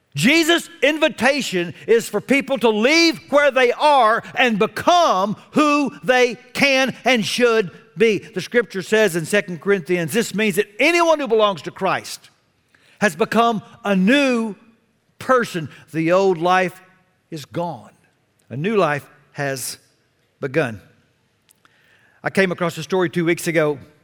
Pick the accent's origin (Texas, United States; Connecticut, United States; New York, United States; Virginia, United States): Texas, United States; I was a sinner from Texas